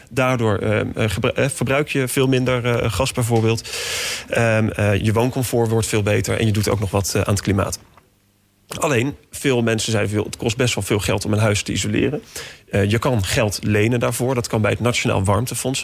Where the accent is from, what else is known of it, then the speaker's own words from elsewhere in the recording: The Hague, South Holland, Netherlands; mijn geboortestad, Den Haag